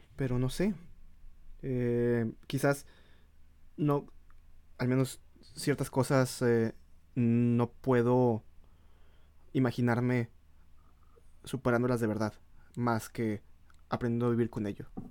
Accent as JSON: {"language": "Spanish", "country": "Mexico", "moved": "yes", "said": "no somos el mexicano que está en el extranjero"}